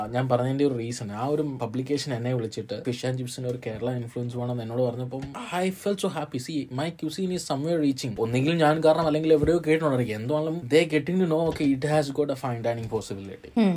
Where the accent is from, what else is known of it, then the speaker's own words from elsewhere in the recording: Malayali, Kerala, India; ഞാനൊരു hard core മലയാളിയാണ്